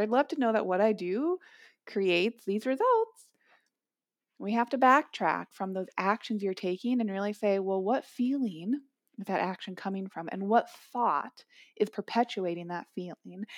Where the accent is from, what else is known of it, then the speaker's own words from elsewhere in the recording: Minneapolis, Minnesota, United States; Growing up in Minneapolis